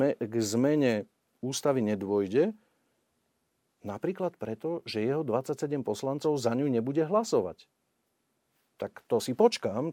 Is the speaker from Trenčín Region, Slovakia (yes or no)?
yes; Upper Nitra, Trenčín Region, Slovakia; ja som z Hornej Nitry. E, u nás je okolo, cez 100 tisíc ľudí v okrese